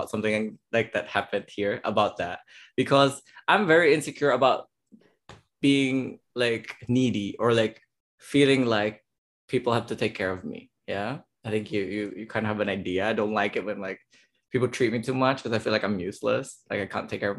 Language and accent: English; Philippines; now in Germany; I'm the Filipino